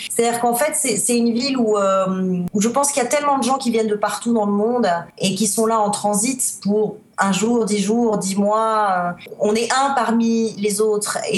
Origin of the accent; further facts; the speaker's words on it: Spain; French is a second language; also born or lived in Netherlands; Déjà, je suis née à l'étranger, je suis née en Espagne, j'ai grandi en Espagne, euh, j'ai vécu en Hollande aussi pendant deux ans, j'ai un peu la bougeotte dans le sang.